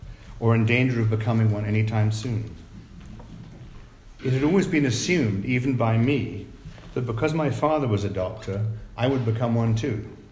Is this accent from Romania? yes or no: no; Santa Monica, California, United States; I was born in Santa Monica, believe it or not, delivered by my father on the kitchen table in our penthouse apartment on the ocean front in Santa Monica.